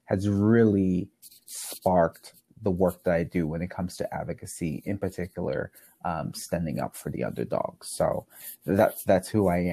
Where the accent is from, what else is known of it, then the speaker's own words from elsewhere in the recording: Bermuda; I grew up in Bermuda